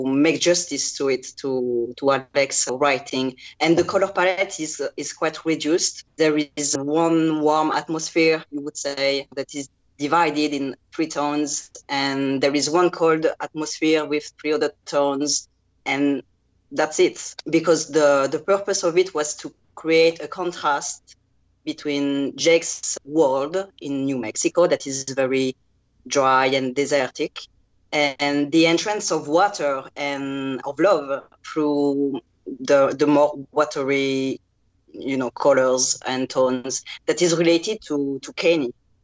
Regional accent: France; accent: French; English is a second language; my terrible French accent, because I'm not a native English speaker

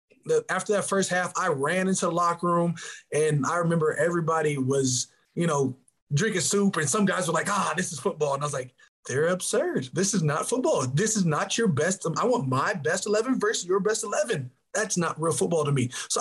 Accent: Arizona, United States; You know, I grew up in Arizona.

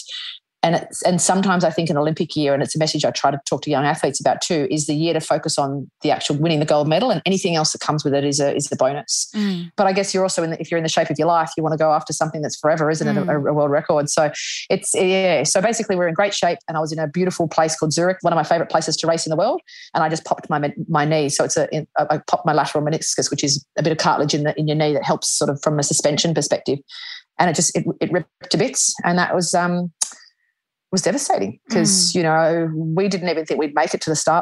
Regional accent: Australia; we're Australian.

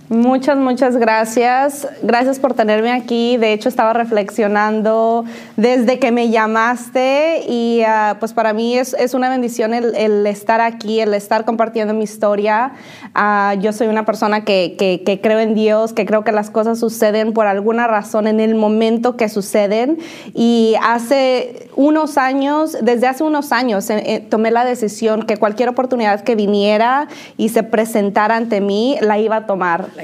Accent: Totatiche, Jalisco, Mexico; moved away as an adult; now in United States; nací en México, nací en México, nací en un pueblo súper chiquitito

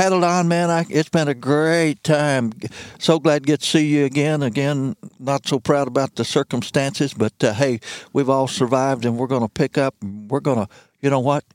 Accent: Missouri Bootheel, United States; moved away as an adult; also born or lived in Ozarks, Missouri; now in Shannon County, Missouri, United States; And I was from the Missouri Boot Hill.

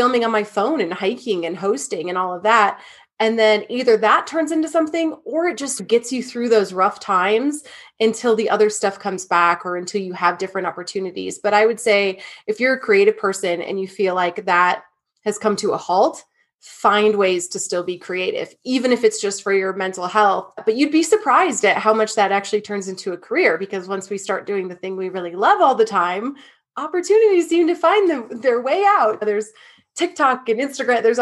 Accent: Michigan, United States; I'm from Michigan.

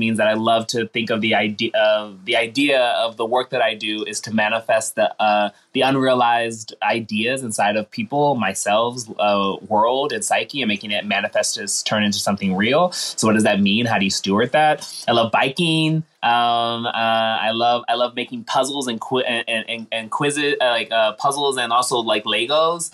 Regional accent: Washington, District of Columbia, United States; moved away as an adult; now in New York, United States; I came from Washington, D.C. all the way to New York and finding this place to be my home

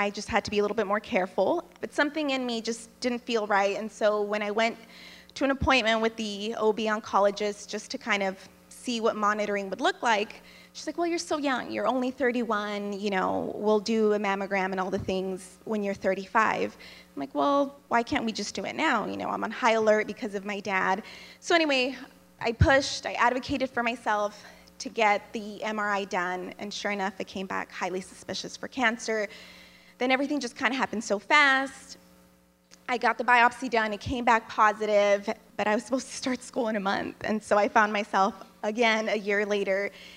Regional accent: Texas, United States; now in Jackson, Tennessee, United States; I'm in Jackson, Tennessee, but I'm from Texas

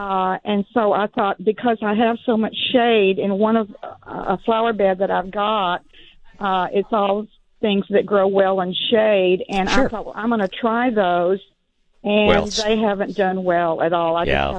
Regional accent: Northeast, United States; now in Texas, United States; growing up in the Northeast

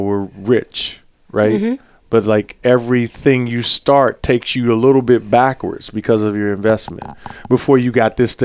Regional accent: Fairmount Heights, Maryland, United States; I'm from Fairmont Heights.

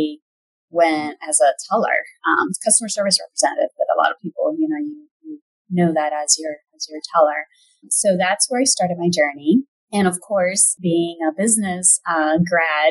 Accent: Puerto Rico; moved away as an adult; also born or lived in Indiana / Fort Wayne; Originally, I'm from Puerto Rico. That's where I grew up and went to undergrad school

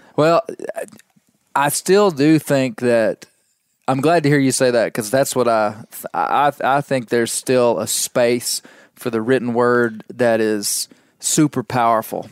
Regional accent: Western Arkansas, United States; I'm from Western Arkansas

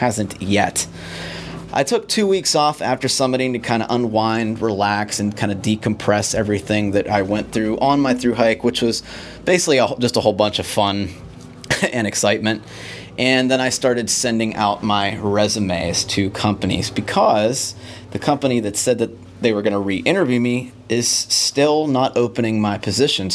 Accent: Pittsburgh, Pennsylvania, United States; my hometown of Pittsburgh, Pennsylvania

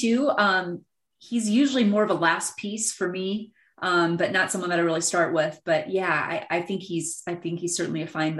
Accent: Minnesota, United States; I grew up in Minnesota

